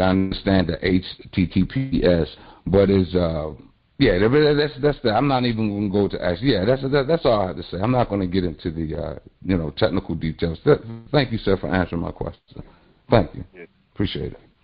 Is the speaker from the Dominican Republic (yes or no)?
no; Baltimore, Maryland, United States; I'm also from the Baltimore area